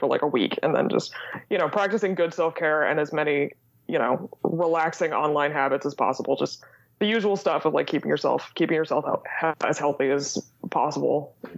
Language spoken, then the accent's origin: English; Indiana, United States; first language English; also born or lived in Sweden; So I'm from Indiana. I grew up in a college town in Indiana, and I live in the biggest city in our state now